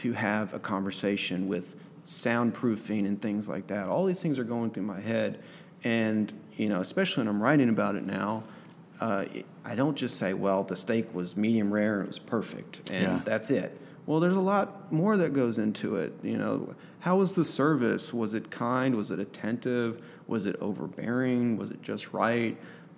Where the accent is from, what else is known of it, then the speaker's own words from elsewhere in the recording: Texas, United States; now in Arkansas, United States; I'm from Texas